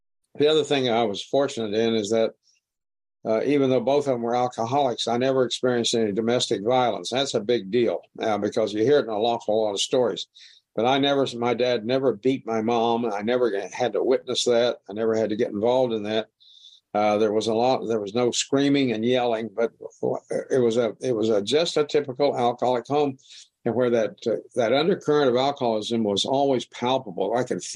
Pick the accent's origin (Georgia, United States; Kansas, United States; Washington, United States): Kansas, United States; Wichita; I was born in Wichita, Kansas, right in the middle of the United States. And I lived on the southeast edge of Wichita